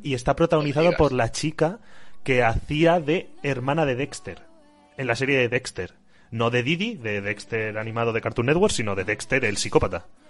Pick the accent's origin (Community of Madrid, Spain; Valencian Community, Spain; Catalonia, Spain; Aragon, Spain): Valencian Community, Spain; Xixona; en Gijona, en mi casa